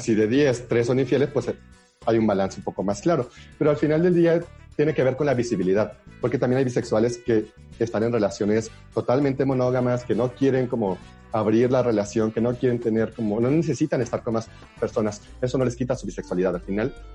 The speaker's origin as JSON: {"language": "Spanish", "area": "Huasteca", "region": "San Luis Potosí", "country": "Mexico", "moved": "yes", "said": "yo soy de la Huasteca"}